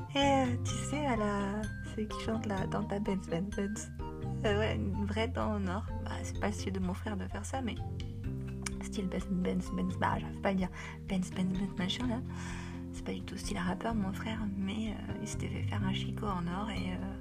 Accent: Paris, Île-de-France, France; j'ai grandi à Paris

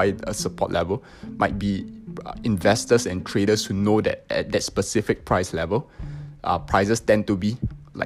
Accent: Singapore; So I'm from Singapore

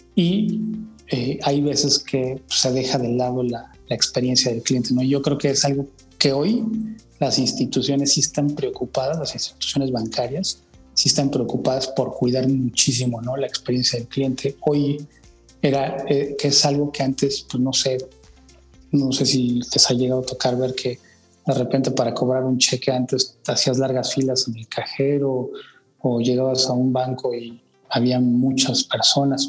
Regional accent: Mexico City, Mexico; yo nací en la Ciudad de México

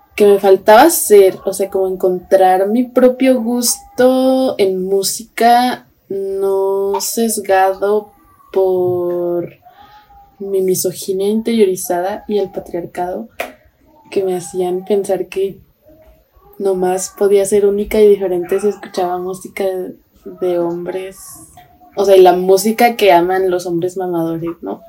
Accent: Mexico; nosotras como mujeres mexicanas

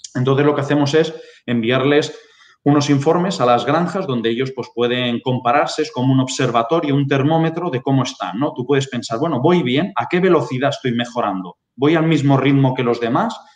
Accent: Barcelona, Catalonia, Spain; now in Lleida, Spain; nací en Barcelona, eh, mi familia es de un pueblecito de Cuenca y desde pequeño pues siempre he vivido la agricultura y la ganadería

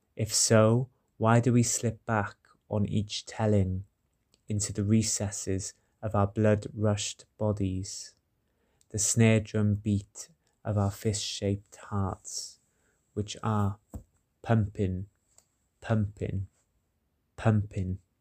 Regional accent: Welsh, Wales, United Kingdom; I'm a Welsh poet living in Cardiff

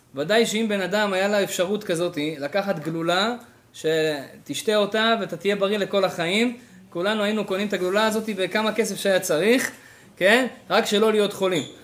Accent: Israel; moved away as an adult; now in Canada; אני בתור ישראלי ספונטני כזה באתי לפה

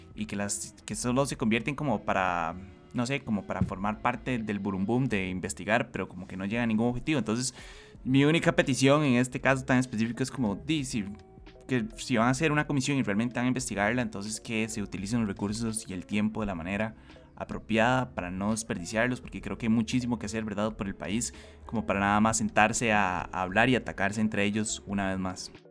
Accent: Costa Rica; como costarricenses

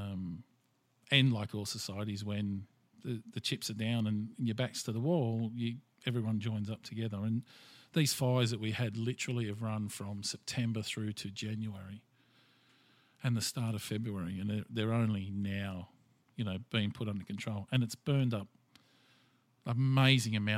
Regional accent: Australia; I'm Australian and I'm proud of it

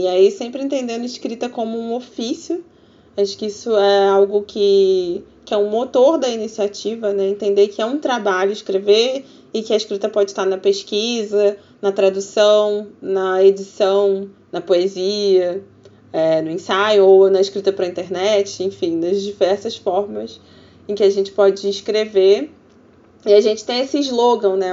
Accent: Rio de Janeiro, Brazil; eu sou do Rio de Janeiro

